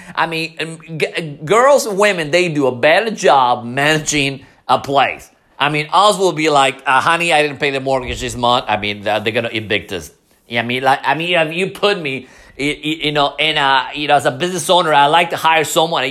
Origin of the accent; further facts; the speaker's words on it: Mexico City, Mexico; English is a second language; moved away; I'm you know from Mexico City